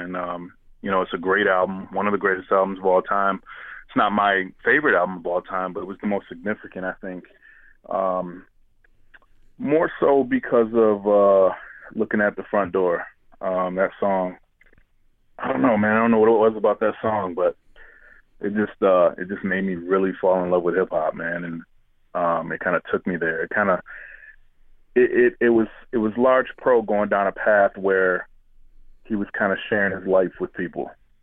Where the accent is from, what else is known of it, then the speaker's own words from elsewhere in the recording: Grand Rapids, Michigan, United States; now in Detroit, United States; I'm originally from Grand Rapids